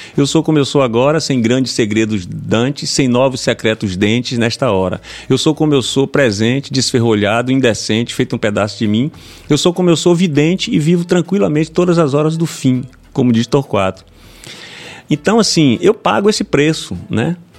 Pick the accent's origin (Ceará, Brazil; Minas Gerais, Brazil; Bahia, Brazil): Bahia, Brazil; Itabuna; eu venho do, de Itabuna